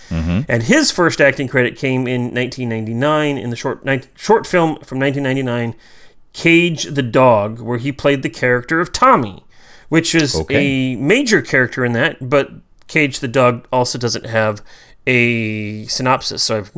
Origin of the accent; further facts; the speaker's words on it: Iowa, United States; I'm from Iowa.